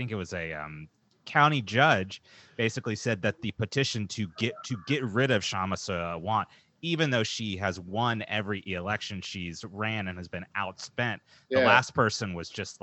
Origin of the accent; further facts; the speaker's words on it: Dallas, Texas, United States; now in Seattle, United States; I grew up in Dallas